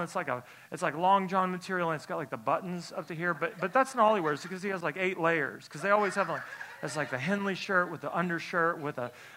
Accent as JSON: {"language": "English", "town": "Tulsa", "region": "Oklahoma", "country": "United States", "said": "I'm from Tulsa, Oklahoma"}